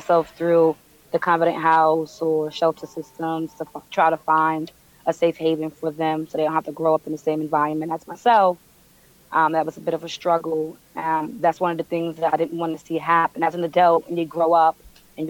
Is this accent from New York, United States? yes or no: yes; New York City, New York, United States; I'm born and raised in Brooklyn, Bed-Stuy.